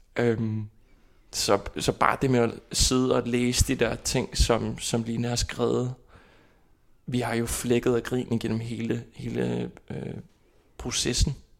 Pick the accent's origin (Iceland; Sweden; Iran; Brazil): Iceland; Kópavogur, Capital Region; Danish is a second language; moved away as an adult; now in Copenhagen, Denmark; Jeg kommer fra Island, og øh, fra hovedstadområdet Kåberbord